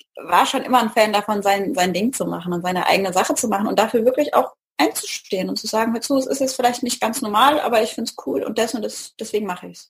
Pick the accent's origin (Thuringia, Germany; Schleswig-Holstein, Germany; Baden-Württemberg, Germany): Baden-Württemberg, Germany; Mannheim; Hier in der Gegend von Mannheim